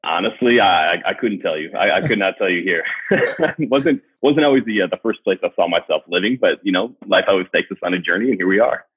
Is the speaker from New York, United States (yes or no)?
no; Wisconsin, United States; I grew up in Wisconsin